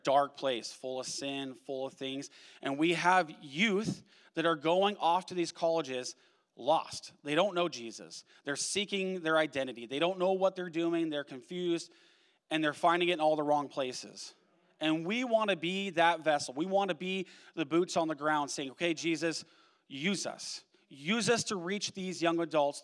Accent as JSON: {"language": "English", "region": "Washington", "country": "United States", "tie": "born or raised there", "moved": "as an adult", "lives_now": "Oregon, United States", "said": "We are Pacific Northwesterners through and through. We grew up in Washington. We moved down to Oregon."}